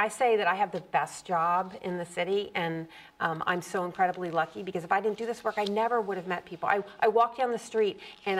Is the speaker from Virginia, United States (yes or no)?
yes; Virginia, United States; now in Boston, United States; I'm from Virginia.